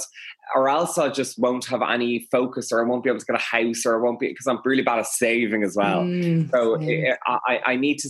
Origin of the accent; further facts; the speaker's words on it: Dublin, Leinster, Ireland; also born or lived in Westmeath; I'm from Dublin